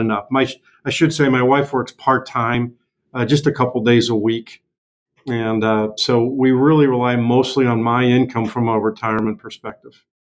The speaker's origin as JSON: {"language": "English", "town": "St. Louis", "region": "Missouri", "country": "United States", "tie": "born or raised there", "moved": "as an adult", "said": "I was born and raised in St. Louis"}